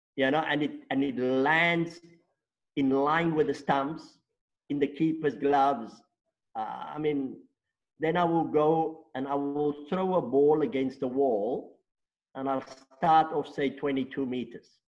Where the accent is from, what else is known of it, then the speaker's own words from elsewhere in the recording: Stellenbosch, Western Cape, South Africa; first language Afrikaans; English is a second language; born and bred in Stellenbosch